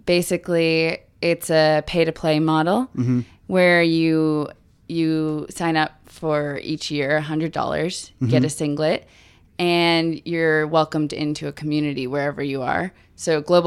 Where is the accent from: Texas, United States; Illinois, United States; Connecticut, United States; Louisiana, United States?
Connecticut, United States; moved away; I'm from Connecticut